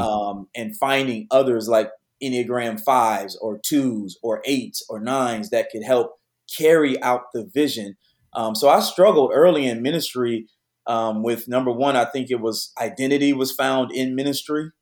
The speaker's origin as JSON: {"language": "English", "town": "Detroit", "region": "Michigan", "country": "United States", "tie": "born or raised there", "moved": "as an adult", "lives_now": "Houston, United States", "said": "I was born and raised in Detroit, so I'm a PK."}